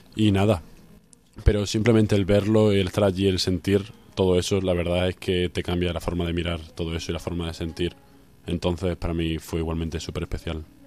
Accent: Mérida, Extremadura, Spain; moved away as an adult; now in Cáceres, Spain; llevo toda mi vida, vida prácticamente viviendo en Mérida, estudiando en los salesianos de Mérida

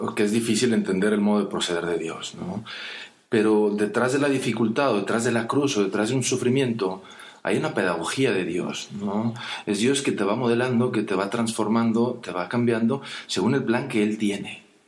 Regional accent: Mexico; siendo mexicano

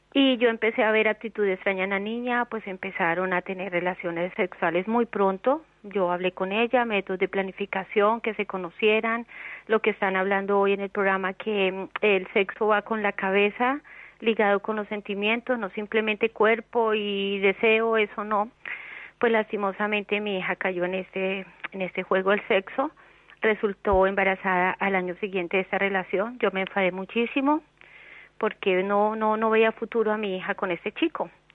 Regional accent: Colombia; moved away as an adult; now in Spain; estoy muy lejos de mi familia, de mi tierra

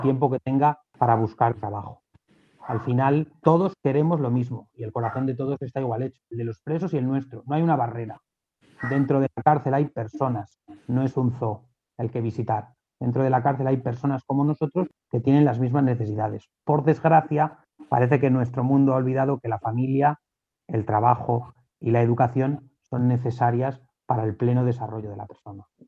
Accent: Alcalá de Henares, Community of Madrid, Spain; yo soy de Alcalá, yo soy de un barrio de Alcalá donde el párroco de mi barrio era el capellán

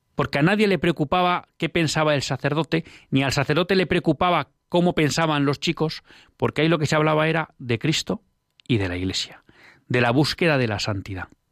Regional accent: Bilbao, Basque Country, Spain; yo al final soy de Bilbao

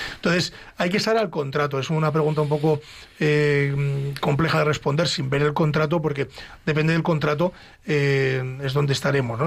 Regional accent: Ávila, Castile and León, Spain; Ávila, de donde yo soy, fue ciudad europea de la accesibilidad

